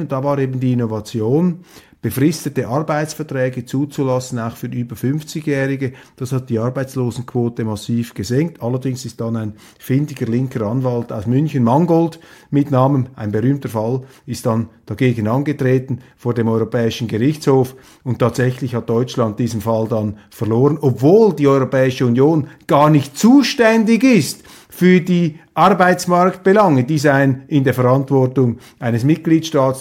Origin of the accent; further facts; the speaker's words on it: Switzerland; als Schweizer